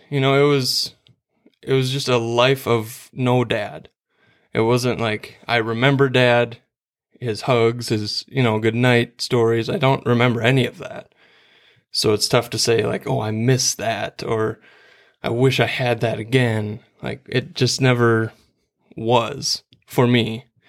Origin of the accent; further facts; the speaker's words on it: Starbuck, Minnesota, United States; So I grew up in Starbuck, Minnesota. That's out west towards Alexandria, Glenwood area. Minnewaska High School was where I went, and I'm the middle of three boys